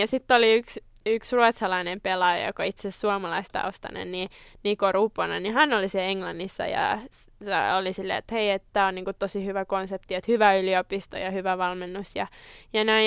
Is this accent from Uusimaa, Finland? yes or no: yes; Tammisaari, Uusimaa, Finland; mä oon Tammisaaresta kotoisin